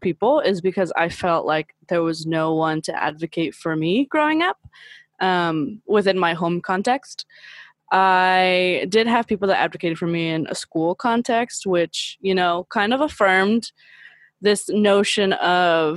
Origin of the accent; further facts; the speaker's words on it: South Gate, California, United States; first language Spanish; English is a second language; now in Orange County, United States; I live in Orange County now, but I grew up in Los Angeles County, California, Southgate specifically